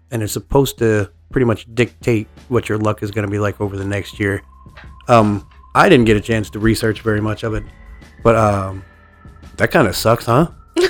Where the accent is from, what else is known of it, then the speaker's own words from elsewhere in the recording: United States; I'm definitely American.